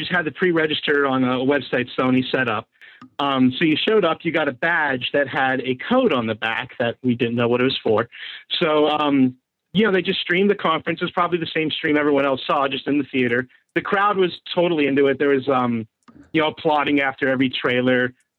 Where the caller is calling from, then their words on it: Pittsburgh, Pennsylvania, United States; from Pittsburgh.